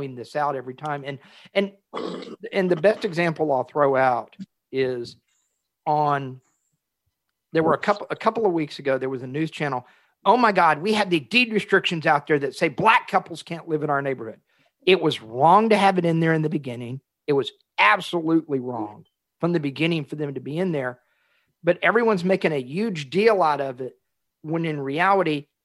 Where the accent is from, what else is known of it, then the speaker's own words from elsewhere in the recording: Galena Park, Texas, United States; growing up in Galena Park on the east side of Houston